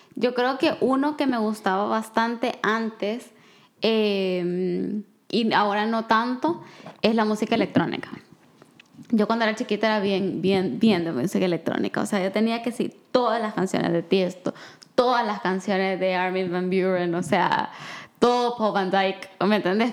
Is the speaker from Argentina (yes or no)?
no; El Salvador; yo crecí en El Salvador